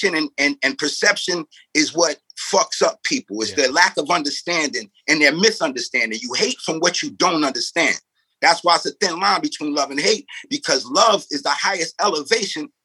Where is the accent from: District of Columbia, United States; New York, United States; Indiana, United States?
New York, United States; also born or lived in St. Louis, Missouri; My mother moved to New York when I was 2